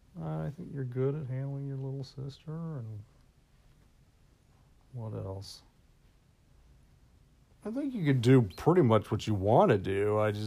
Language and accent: English; the South, United States; moved away; growing up in the South.